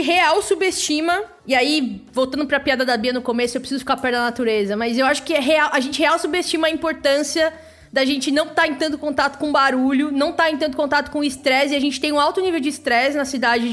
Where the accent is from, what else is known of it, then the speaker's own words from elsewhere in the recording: Santo André, São Paulo, Brazil; moved away as an adult; now in São Paulo, Brazil; Eu nasci no ABC, que é um pouco parecido com São Paulo.